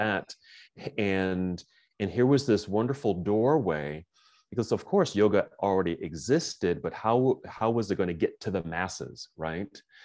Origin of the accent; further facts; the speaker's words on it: Oakland, California, United States; moved away as an adult; now in Salt Lake City, United States; I'm originally from Oakland, California